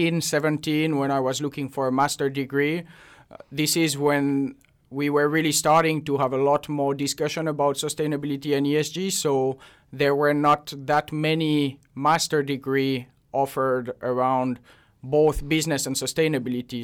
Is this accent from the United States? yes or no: no; Switzerland; moved away as an adult; also born or lived in Basel; now in Finland; I'm originally from Switzerland and uh, moved to Finland about five years ago now.